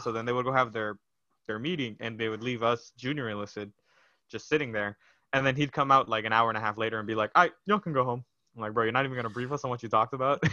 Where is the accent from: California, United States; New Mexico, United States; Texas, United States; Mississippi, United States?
Texas, United States; Brownsville; moved away; I was born in Brownsville, Texas, so all the way down at the bottom